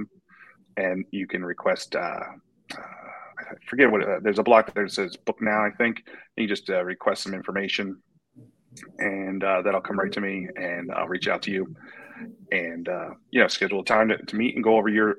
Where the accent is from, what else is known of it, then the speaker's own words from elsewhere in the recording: North Cape May, New Jersey, United States; moved away as an adult; also born or lived in Finger Lakes, New York; now in Pottstown area, Pennsylvania, United States; I originally grew up in, I'm from North Cape May, New Jersey